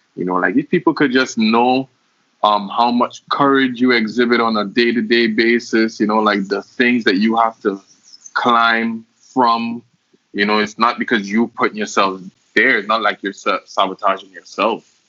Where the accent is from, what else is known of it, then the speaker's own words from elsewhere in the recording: St. Lucia; moved away; also born or lived in Cayman Islands; I was born in St. Lucia, um, that's where I grew up